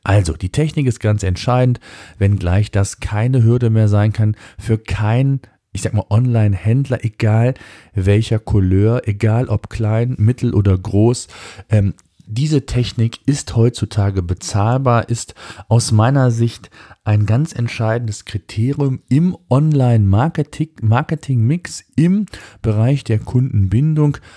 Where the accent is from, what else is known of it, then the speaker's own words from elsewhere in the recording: Germany; bei uns in Deutschland